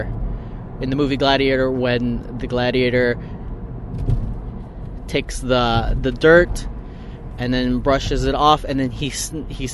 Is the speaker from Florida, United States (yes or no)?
no; Orange County, California, United States; I'm from LA, I'm from Orange County.